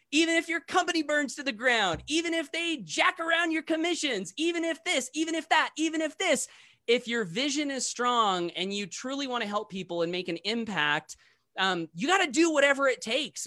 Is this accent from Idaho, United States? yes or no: yes; Blackfoot, Idaho, United States; my very first meeting here in my hometown of Blackfoot, Idaho